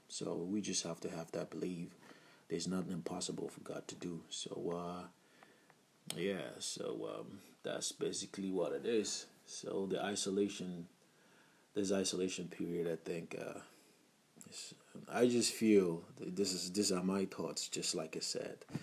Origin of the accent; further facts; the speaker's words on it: Abia, Nigeria; I'm from Nigeria and uh, from the Ibo part of Nigeria, Ibo tribe, and uh, Abia state precisely